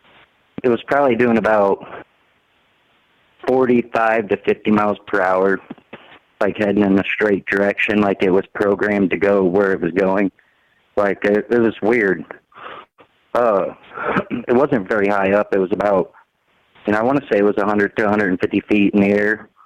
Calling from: Missouri, United States; I'm out of Missouri.

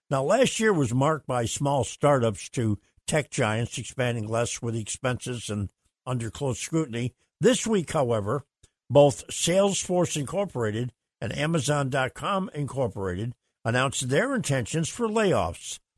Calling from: Sarasota, Florida, United States; This is … from Sarasota. Good morning, Captain.

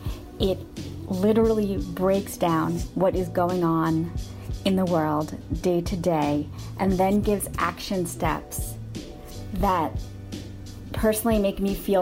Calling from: New York, United States; I am calling from New York, New York.

